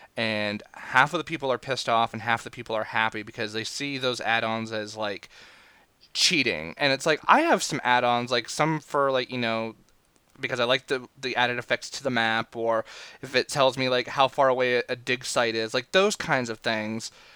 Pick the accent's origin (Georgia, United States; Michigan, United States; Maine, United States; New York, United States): Maine, United States; I am from Maine